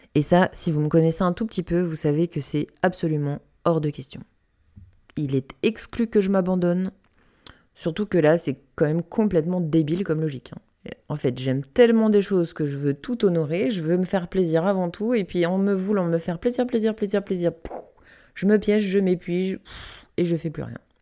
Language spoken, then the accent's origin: French; Canada; j'ai grandi au Canada, dans une forêt